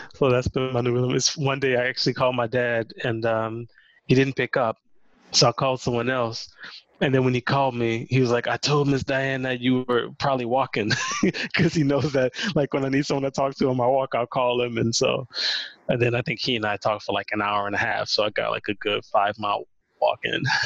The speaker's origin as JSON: {"language": "English", "region": "Louisiana", "country": "United States", "tie": "born or raised there", "said": "growing up in Louisiana, um, we didn't have an NBA team"}